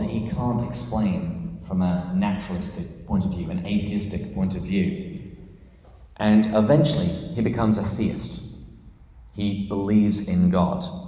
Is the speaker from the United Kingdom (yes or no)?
yes; England, United Kingdom; moved away as an adult; now in San Diego, United States; this is not a San Diegan accent. I am from England, uh, but I've lived here for, I think, about 12 years now